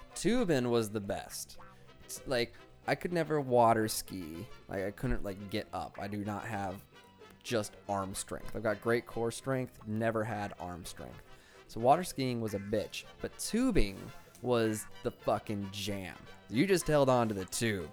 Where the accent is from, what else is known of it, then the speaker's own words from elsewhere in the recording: Cheyenne, Wyoming, United States; Frontier Days was like the only time you got concerts in my hometown